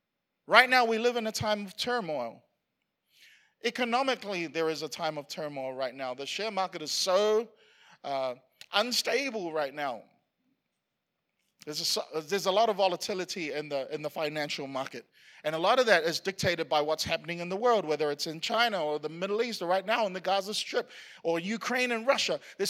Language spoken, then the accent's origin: English; Queensland, Australia; like it's hard being a Queenslander because we keep winning all the time.